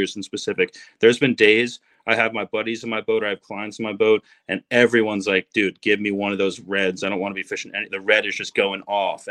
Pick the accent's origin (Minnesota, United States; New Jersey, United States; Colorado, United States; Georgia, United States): New Jersey, United States; I grew up in New Jersey